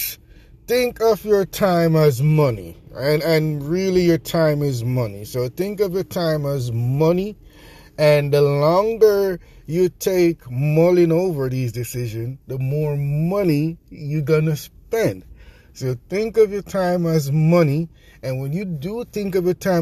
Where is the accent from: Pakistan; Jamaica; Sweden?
Jamaica; accent: Jamaican; my Jamaican accent